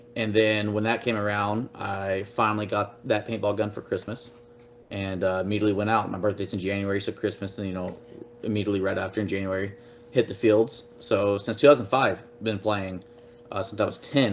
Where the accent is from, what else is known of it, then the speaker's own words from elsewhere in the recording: Fort Worth, Texas, United States; I was born and raised in Texas, first of all, Fort Worth, Texas